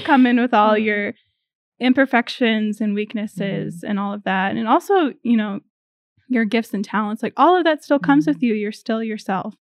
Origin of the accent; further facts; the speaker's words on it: north of Rochester, southeast Minnesota, United States; moved away as an adult; also born or lived in Indiana; I am originally from Minnesota, southeast Minnesota, a little bit north of Rochester